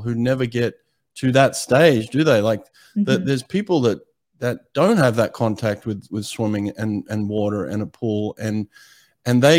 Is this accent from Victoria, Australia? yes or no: no; Sydney, New South Wales, Australia; I grew up in Sydney, Australia